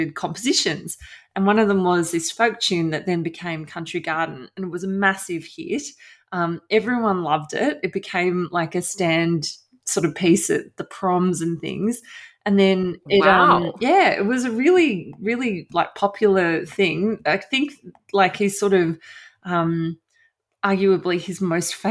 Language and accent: English; Australia; moved away as an adult; also born or lived in South West England; I'm a journalist from Australia